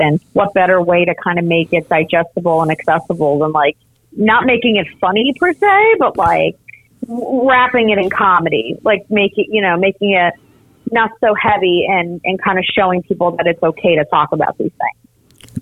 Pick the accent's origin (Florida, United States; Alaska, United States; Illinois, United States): Florida, United States; Miami; also born or lived in North Jersey, New Jersey; I did grow up and was raised in Miami